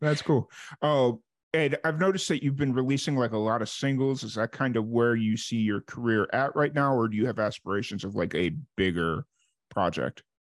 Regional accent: Chicago, Illinois, United States; moved away as an adult; also born or lived in New Mexico; I'm from Chicago originally

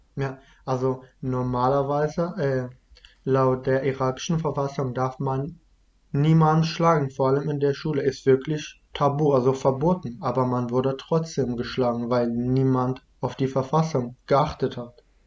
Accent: Iraq; first language Kurdish (Kurmanji); German is a second language; now in Germany; Dann sind wir halt aus dem Dorf umgezogen äh, nach Dogure. Das ist, wo ich halt mein ganzes Leben da gewohnt habe, bis wir geflüchtet sind.

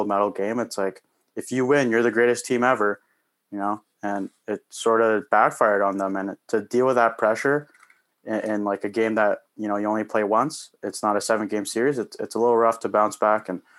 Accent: Canada; as a Canadian

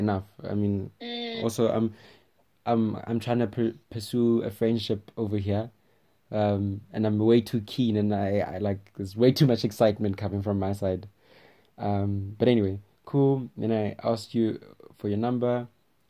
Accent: Switzerland; English is a second language; I'm from Switzerland.

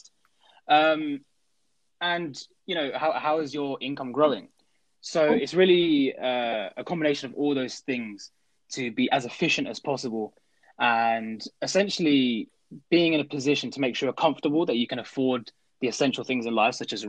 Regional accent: Crawley, South East England, United Kingdom; moved away as an adult; now in Nottingham, United Kingdom; I am from Crawley

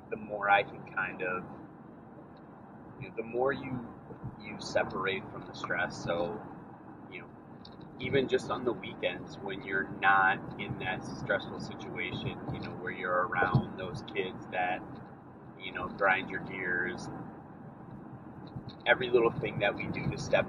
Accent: Cumberland, Wisconsin, United States; moved away; my hometown, to Cumberland, Wisconsin

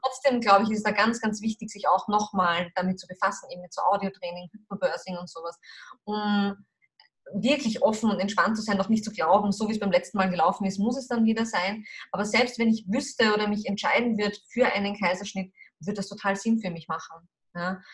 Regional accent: Austria; bei uns in Österreich

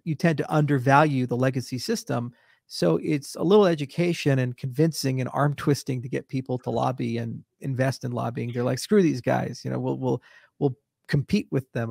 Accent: United States; As an American

